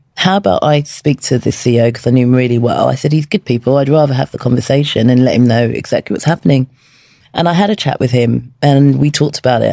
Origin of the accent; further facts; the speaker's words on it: London, United Kingdom; when I was 16 from Peckham